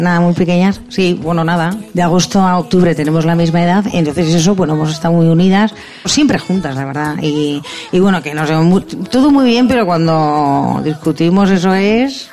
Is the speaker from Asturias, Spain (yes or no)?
no; Basque Country, Spain; toda mi tierra, todo el País Vasco